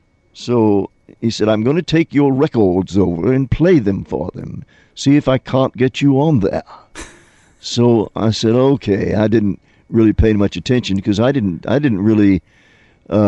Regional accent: Texas, United States; I'm from Texas. I've never really gotten into Shakespeare.

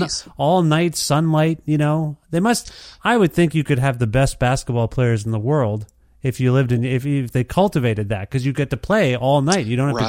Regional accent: Canada; I'm Canadian.

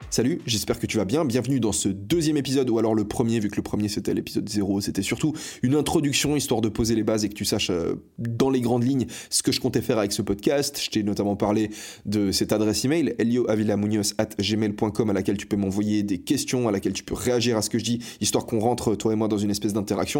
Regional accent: Fribourg, Switzerland; now in Barcelona, Spain; je suis né à l'hôpital de Fribourg euh, je ne sais plus le nom de l'hôpital. Fribourg, c'est une ville en Suisse

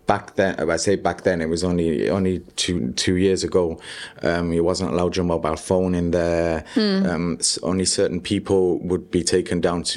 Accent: York, Yorkshire and the Humber, United Kingdom; moved away as an adult; also born or lived in Spain; now in Gibraltar; I was born in York, in England, the north of England, in North Yorkshire. And I went to school there, both primary and secondary

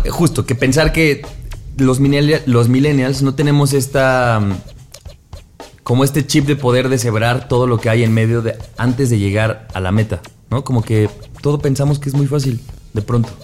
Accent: State of Mexico, Mexico; somos provincianos porque somos del Edomex

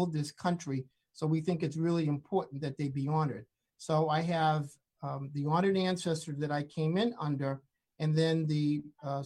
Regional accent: the North, Northern United States, United States; Growing up in the North

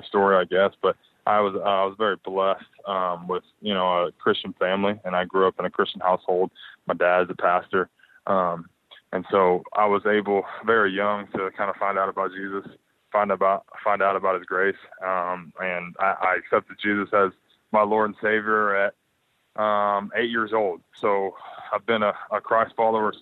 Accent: Little Rock, Arkansas, United States; moved away as an adult; also born or lived in Atlanta, Georgia; now in Orange County, United States; I was from Arkansas, I mean, I lived in Little Rock

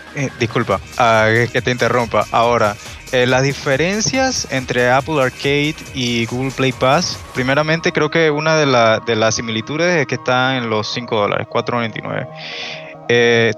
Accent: Chiriquí, Panama; yo soy de Panamá, soy de esta hermosa tierrita. Eh, soy de una provincia que se llama Chiriquí

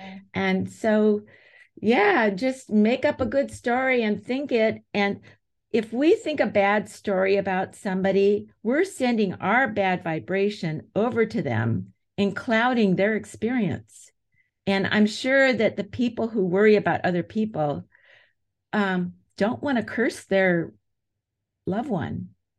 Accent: United States; I'm an American.

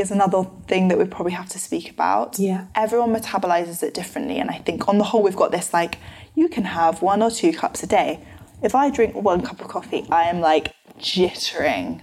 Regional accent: London, United Kingdom; my family are from New Zealand originally, but live in London. So I grew up in London my whole life.

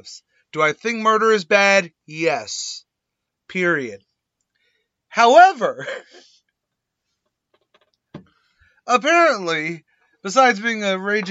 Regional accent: United States; I'm an American

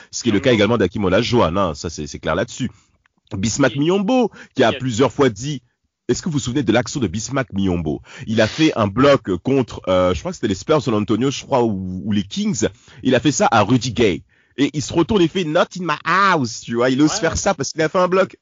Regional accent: Nanterre, Île-de-France, France; On a grandi à Nanterre

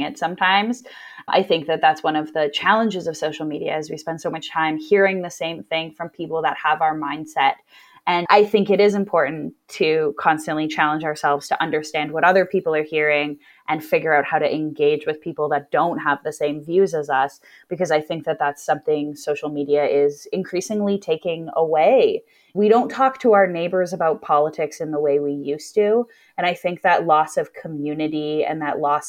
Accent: Edmonton, Alberta, Canada; growing up in Edmonton, I like Edmonton. I think that it's kind of like living in a small town, but over a million people live here.

